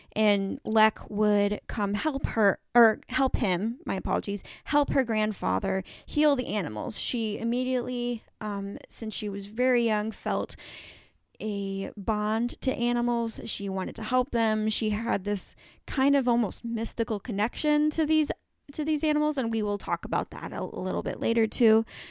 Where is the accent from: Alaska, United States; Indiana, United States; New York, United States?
Indiana, United States; Evansville; moved away; my hometown of Evansville, Indiana, I no longer live there, but, um, that is where I grew up